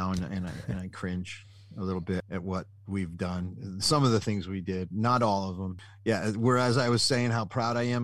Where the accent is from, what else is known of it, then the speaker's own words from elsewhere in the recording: New Jersey, United States; Where I grew up in New Jersey